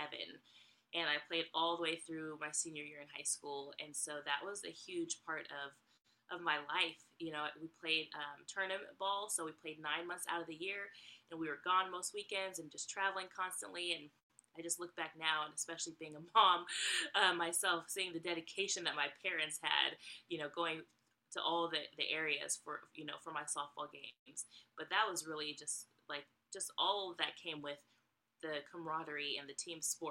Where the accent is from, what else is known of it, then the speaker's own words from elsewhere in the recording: Bay Area, California, United States; moved away as an adult; now in Georgia, United States; I am from the Bay Area, California. But about 5 years ago, my family and I moved to Georgia, which is where we currently reside.